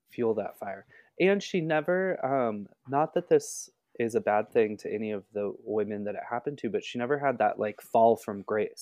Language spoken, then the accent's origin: English; Southern California, United States; growing up in Southern California, like, that beachy vibe.